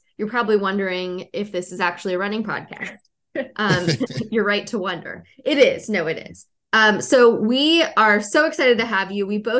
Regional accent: Pittsburgh, Pennsylvania, United States; now in Cleveland, Tennessee, United States; And I'm from Pittsburgh. I'm from Western Pennsylvania.

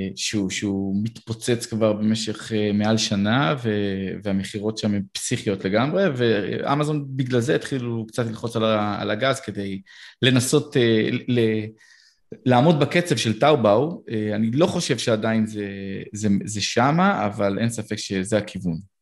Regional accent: Israel; אנחנו בתור ישראלים

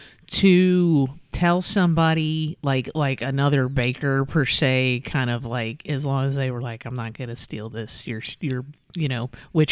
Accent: Boone County, Kentucky, United States; I'm from originally from Boone County.

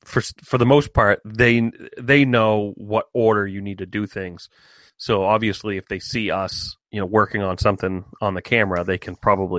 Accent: United States; we're American.

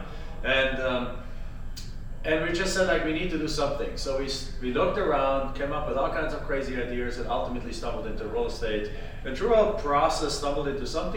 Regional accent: Germany; English is a second language; moved away as an adult; now in Phoenix, United States; I'm from Germany originally. I came to the United States in 1997.

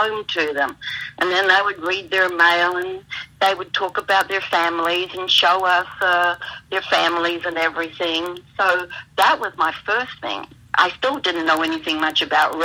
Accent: Australia; also born or lived in New Zealand; now in United States; born in New Zealand, but spent a lot of time in Australia

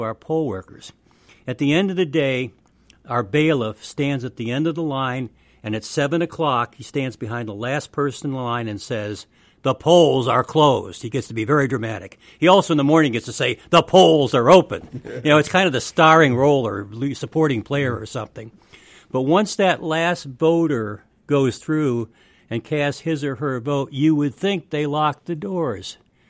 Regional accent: New York, United States; now in Mississippi, United States; I mean, I'm originally from New York

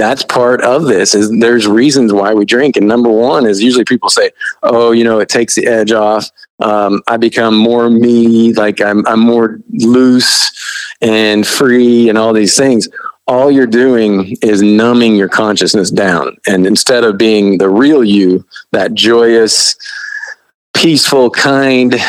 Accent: Midwest, United States; I grew up really poor in the Midwest

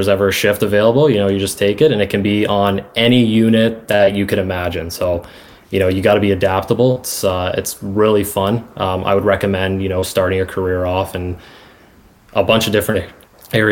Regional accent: Georgetown, Ontario, Canada; also born or lived in Toronto, Ontario; I was born in Toronto, Ontario, and then at the age of six, I moved to Georgetown, Ontario

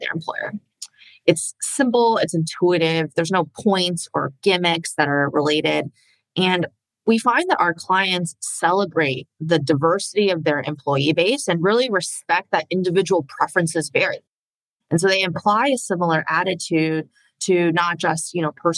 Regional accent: Indiana, United States; also born or lived in China / Philadelphia; We moved to the United States when I was 4 years old, and I spent most of my life growing up in Indiana

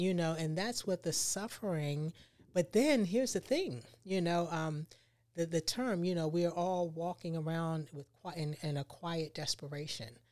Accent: Baltimore, Maryland, United States; moved away as an adult; now in Tampa, United States; I'm from Baltimore, Maryland

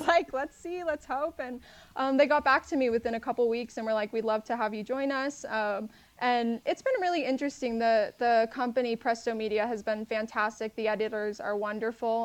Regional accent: San Antonio, Texas, United States; also born or lived in Houston, Texas; I'm from San Antonio, Texas

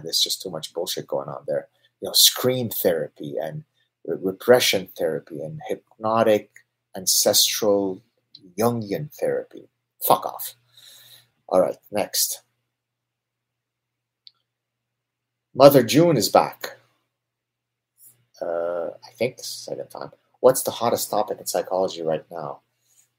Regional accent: Canada; I'm Canadian

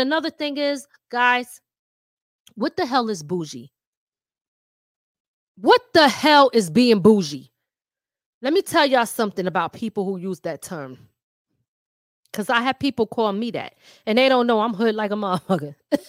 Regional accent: Philadelphia, Pennsylvania, United States; accent: Philly/New York; I'm from Philly, right? So some of my words are not, I might have a New York talking accent, but I still might bring certain words that's from Philly out. So I got a mixture of a Philly accent and a New York accent.

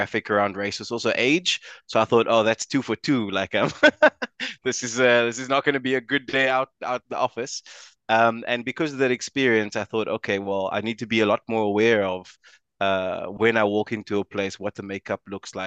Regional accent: South Africa; I'm South African

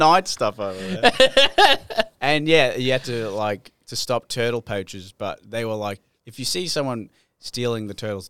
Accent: Australia; I'm from Australia.

